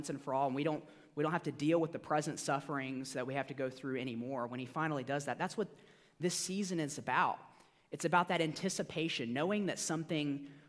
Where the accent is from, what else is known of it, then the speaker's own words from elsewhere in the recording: Georgia, United States; So I grew up in Georgia, so I consider myself kind of a Georgia boy at heart.